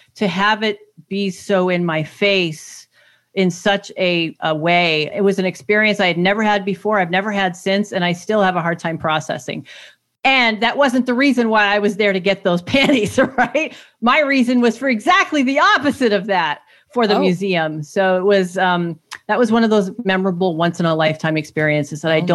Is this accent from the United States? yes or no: no; Germany; moved away; growing up in Germany in this, like, denazification, like, re-education process